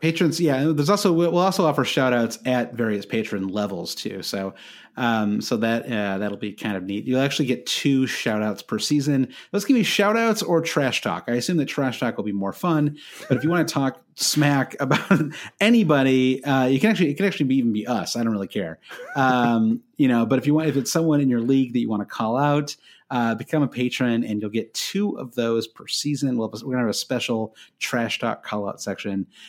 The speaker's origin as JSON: {"language": "English", "country": "United States", "said": "being an American"}